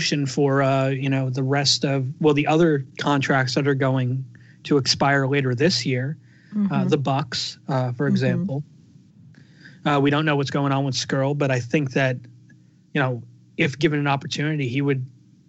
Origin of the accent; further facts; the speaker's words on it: United Kingdom; I'm the GM of NXT, but I'm also British, and these are my guys.